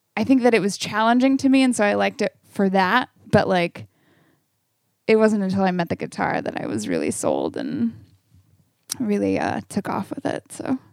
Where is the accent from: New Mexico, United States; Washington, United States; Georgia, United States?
Washington, United States; Camas; also born or lived in Portland, Oregon; I grew up in Camas, Washington